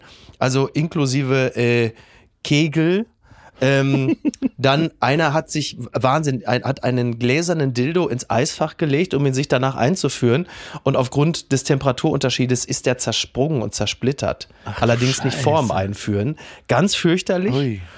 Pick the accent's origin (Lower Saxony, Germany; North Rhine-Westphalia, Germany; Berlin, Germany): North Rhine-Westphalia, Germany; Castrop-Rauxel; in Henrichenburg in meinem Heimatdorf